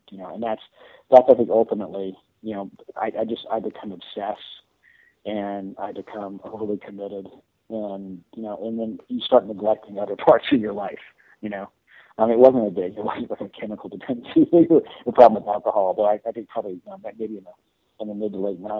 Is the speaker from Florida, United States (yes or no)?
yes; Florida, United States; moved away; also born or lived in New York; when I moved from New York down to Florida, I'm actually from Florida, so I moved home